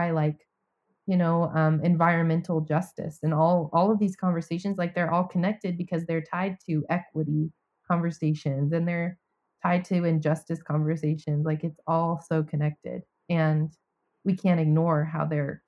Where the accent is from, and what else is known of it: United States; now in Atlanta, United States